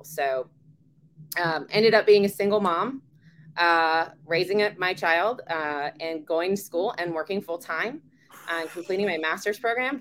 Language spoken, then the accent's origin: English; Virginia, United States; I'm born and raised in Virginia